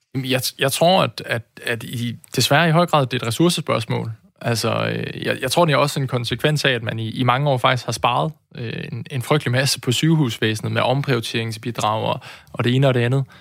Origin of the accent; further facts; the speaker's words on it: Aarhus, Central Denmark Region, Denmark; jeg er jo også født og opvokset i Aarhus